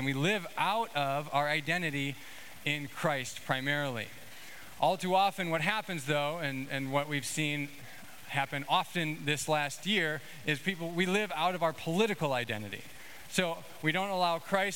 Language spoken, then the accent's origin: English; Illinois, United States; I grew up in Illinois